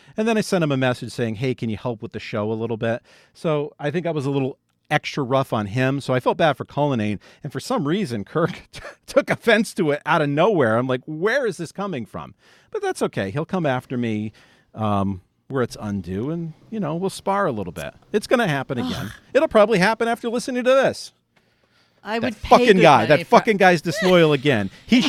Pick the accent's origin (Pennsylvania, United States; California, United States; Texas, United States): Pennsylvania, United States; Philadelphia; I really like your Philadelphia because I'm from Philly too.